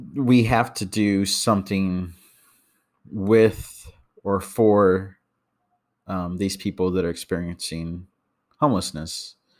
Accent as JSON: {"language": "English", "region": "Texas", "country": "United States", "said": "I'm from Texas."}